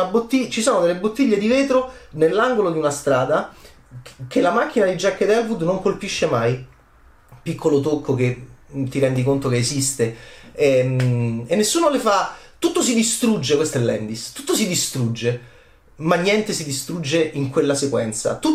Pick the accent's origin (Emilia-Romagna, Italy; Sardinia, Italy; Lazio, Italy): Lazio, Italy; Rome; nel quartiere eh, assurdo in cui sono cresciuto a Roma